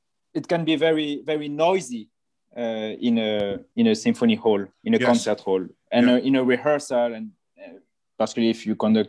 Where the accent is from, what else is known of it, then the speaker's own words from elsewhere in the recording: Nice, Provence-Alpes-Côte d'Azur, France; I come from Nice, and I love to walk on the Promenade des Anglais